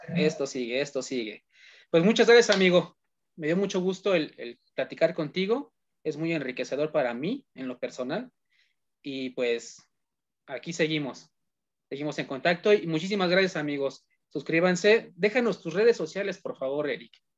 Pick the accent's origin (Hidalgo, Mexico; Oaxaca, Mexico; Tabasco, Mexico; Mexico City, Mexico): Hidalgo, Mexico; also born or lived in Tizayuca, Hidalgo; porque yo también soy de Hidalgo. Eh, oh, yo, estoy en, Tizayuca, Hidalgo.